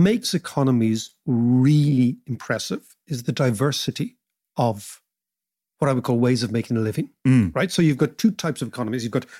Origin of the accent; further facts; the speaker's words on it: Ireland; that London is our New York for Irish people.